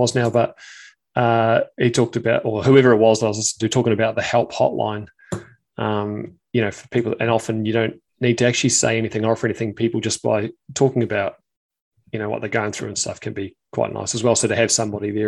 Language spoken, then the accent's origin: English; New Zealand; being a Kiwi